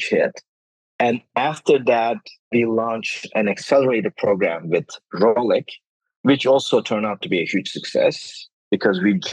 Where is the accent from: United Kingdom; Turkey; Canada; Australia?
Turkey; Denizli; moved away as an adult; also born or lived in New York, United States; I met my current co-founders, Ahmet and Osman, in Denizli, which is my hometown